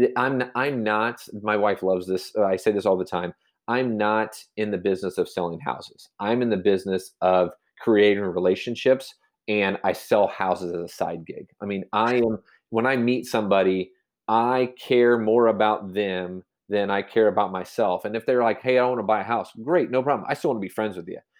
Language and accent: English; Manhattan, Kansas, United States; born and raised in Manhattan, Kansas.